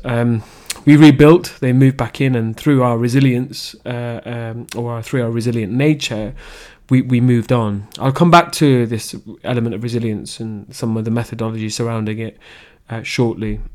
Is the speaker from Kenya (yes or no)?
no; Leicester, East Midlands, United Kingdom; I was raised in Leicester, the Belgrave area to be specific